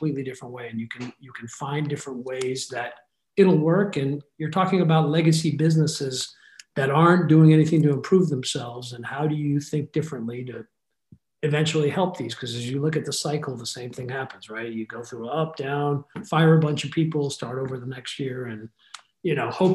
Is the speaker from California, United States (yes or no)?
yes; Bay Area, California, United States; KMEL, which was a station I grew up listening to in the Bay Area